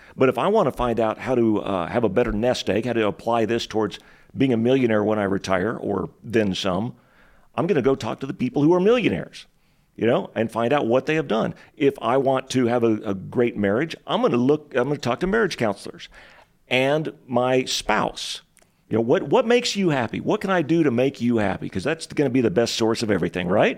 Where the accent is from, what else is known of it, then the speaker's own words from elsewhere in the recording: Texas, United States; moved away as an adult; now in Spokane, United States; the place that I grew up in Texas was literally the poorest city in the entire United States of America